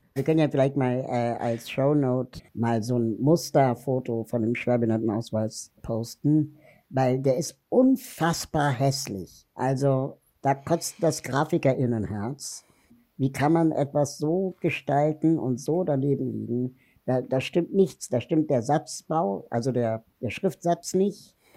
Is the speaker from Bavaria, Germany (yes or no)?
no; Berlin, Germany; ich bin in Berlin-West groß geworden